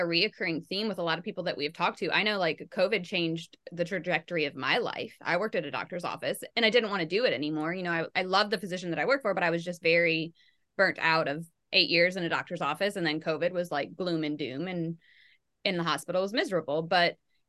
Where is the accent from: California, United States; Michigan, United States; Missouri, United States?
Michigan, United States; like I grew up in Michigan and the auto industry is huge there.